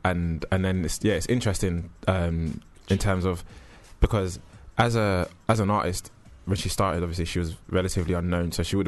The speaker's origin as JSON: {"language": "English", "country": "Jamaica", "said": "You know, I'm Jamaican, if that helps."}